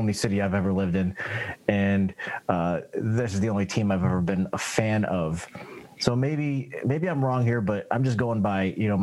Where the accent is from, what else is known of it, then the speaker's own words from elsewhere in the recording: Tonawanda, New York, United States; I grew up in Tonawanda, and which is just a northern suburb of the city